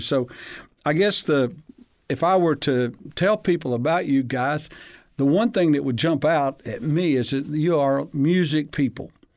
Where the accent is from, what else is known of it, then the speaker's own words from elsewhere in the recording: Huntsville, Alabama, United States; I grew up in Hansville, Alabama